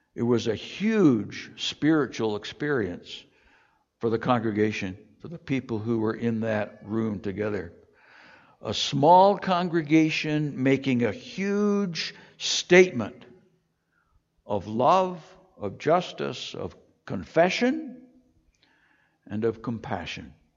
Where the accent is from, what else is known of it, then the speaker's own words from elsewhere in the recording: Toronto, Ontario, Canada; I grew up in Toronto